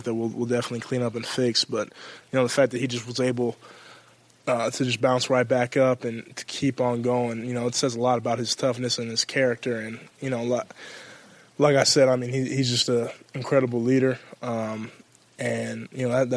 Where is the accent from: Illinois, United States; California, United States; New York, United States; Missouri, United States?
California, United States; moved away as an adult; now in Columbus, United States; I growing up in California